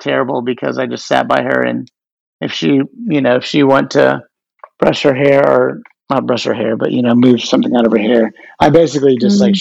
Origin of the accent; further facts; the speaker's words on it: Dallas, Texas, United States; now in New York City, United States; I am based here in New York City. I'm from Dallas